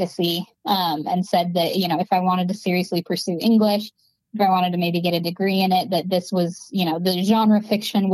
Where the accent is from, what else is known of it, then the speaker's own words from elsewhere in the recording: Vernon, Utah, United States; moved away; I'm from Vernon, Utah, which is a really small farming town. There are more cows than people